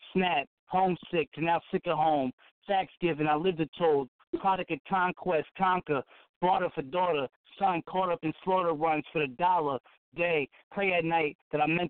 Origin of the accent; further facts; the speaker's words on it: New York, United States; also born or lived in Massachusetts; I'm from New York. Well, you know, I'd be all over, man, you know. I was born out in Mass, raised in New York